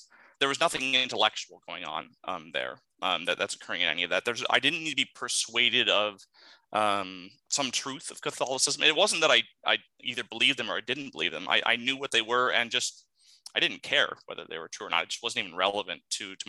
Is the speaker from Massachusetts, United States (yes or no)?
no; Southeast Alaska, United States; growing up in Southeast Alaska